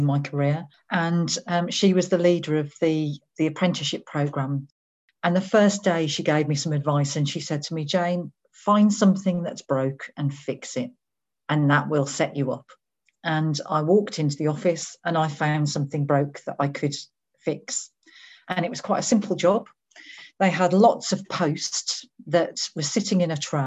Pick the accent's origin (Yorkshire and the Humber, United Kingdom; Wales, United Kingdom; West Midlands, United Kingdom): West Midlands, United Kingdom; Birmingham; So I was born in Birmingham in the West Midlands, which is sort of in the middle of England.